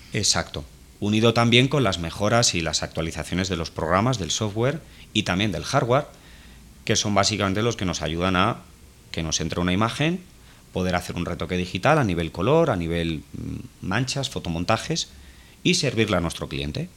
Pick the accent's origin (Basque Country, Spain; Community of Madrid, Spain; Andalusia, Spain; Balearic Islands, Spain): Community of Madrid, Spain; Fuenlabrada; nosotros vivimos en un barrio humilde, en el barrio del Naranjo, en Fuenlabrada, es un municipio que está en el sur de Madrid